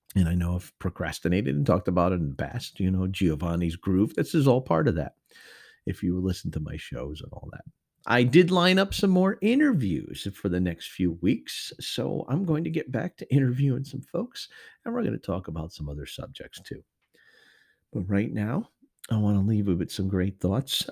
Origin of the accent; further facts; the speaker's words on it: Connecticut, United States; moved away; up north to my home state of Connecticut